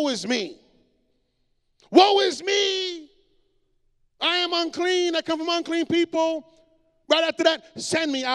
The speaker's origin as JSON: {"language": "English", "country": "Puerto Rico", "said": "my island, los borinqueños son americanos, we are American"}